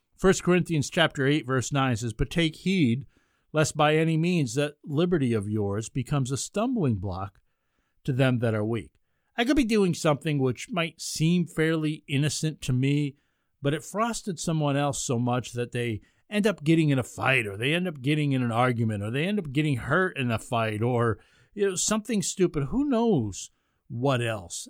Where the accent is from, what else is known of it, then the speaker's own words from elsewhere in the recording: Ulster County, New York, United States; now in Rochester, United States; where I grew up in Ulster County